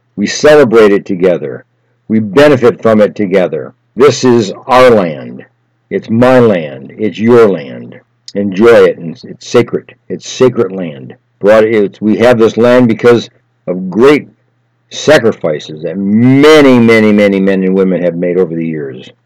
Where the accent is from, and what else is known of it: United States